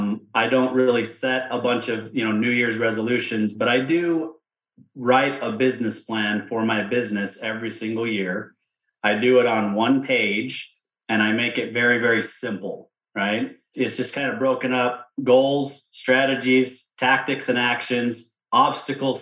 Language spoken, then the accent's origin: English; outside of Salt Lake City, Utah, United States; I grew up outside of Salt Lake City